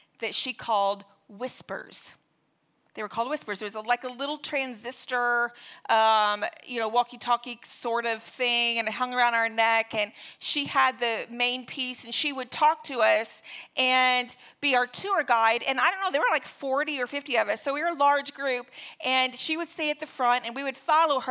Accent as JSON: {"language": "English", "country": "United States", "said": "I'm an American"}